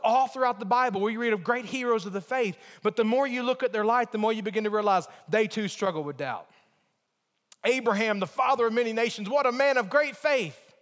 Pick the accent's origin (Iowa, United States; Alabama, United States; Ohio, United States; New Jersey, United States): Alabama, United States; moved away; also born or lived in Virginia; my mentality growing up in Alabama